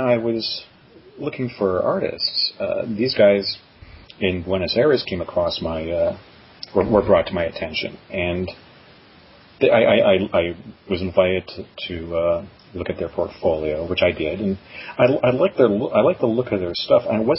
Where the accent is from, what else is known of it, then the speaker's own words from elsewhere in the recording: Canada; now in New York, United States; I mean, I'm from Canada originally. I live in New York now.